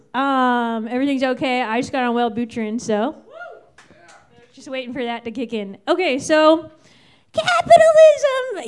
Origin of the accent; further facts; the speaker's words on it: Virginia, United States; now in New York City, United States; I'm from Virginia.